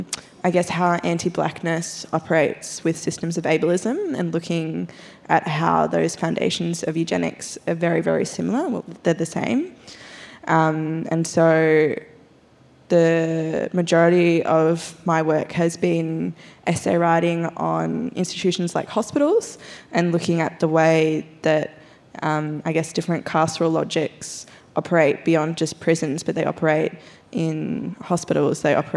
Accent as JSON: {"language": "English", "area": "Bundjalung country", "region": "New South Wales", "country": "Australia", "tie": "born or raised there", "moved": "yes", "lives_now": "Canberra, Australia", "said": "I'm a Wiradjuri woman. I was born and raised on Bundjalung country and now I live on Ngunnawal and Ngambri country, which is Canberra."}